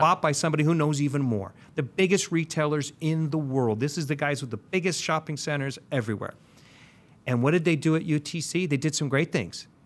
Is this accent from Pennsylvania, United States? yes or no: no; San Diego, California, United States; I grew up in Linda Vista